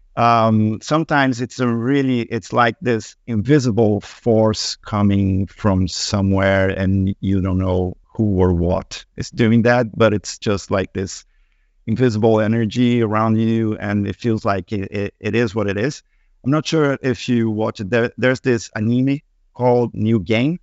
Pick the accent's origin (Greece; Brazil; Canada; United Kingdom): Brazil; moved away; I come from Brazil